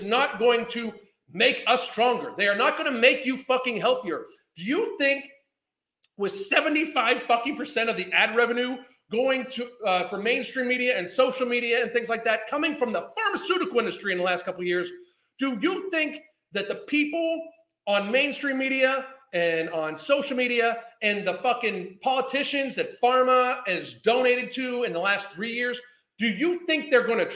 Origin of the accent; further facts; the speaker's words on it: United States; I'm American